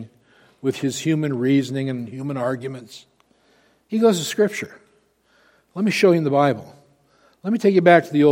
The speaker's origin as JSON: {"language": "English", "region": "Wyoming", "country": "United States", "said": "I'm from Wyoming, and Wyoming is the equality state. So especially here"}